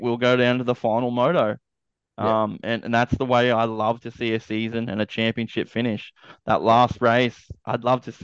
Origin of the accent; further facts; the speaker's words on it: Australia; I'm an Aussie